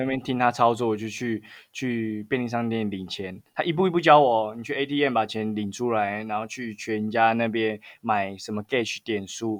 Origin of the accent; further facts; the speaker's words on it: Taiwan; accent: Taiwanese; 因为我台湾口音